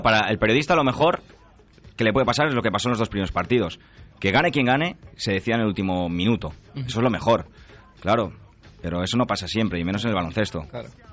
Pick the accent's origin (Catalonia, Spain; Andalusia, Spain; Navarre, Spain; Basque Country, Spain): Catalonia, Spain; Barcelona; yo sí que soy de Barcelona